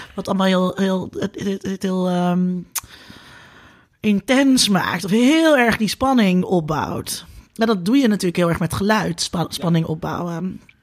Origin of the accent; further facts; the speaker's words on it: Netherlands; als Nederlanders